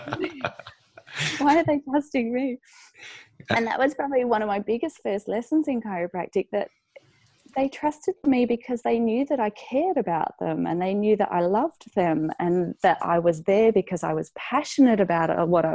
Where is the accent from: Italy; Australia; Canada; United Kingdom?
Australia; Fremantle, Western Australia; also born or lived in Colorado; I've just taken over my dad's practice in Fremantle, which is my hometown.